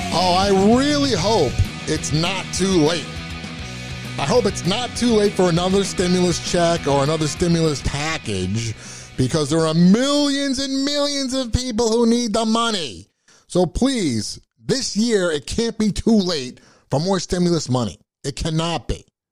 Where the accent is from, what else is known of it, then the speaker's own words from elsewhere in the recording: United States; I'm an American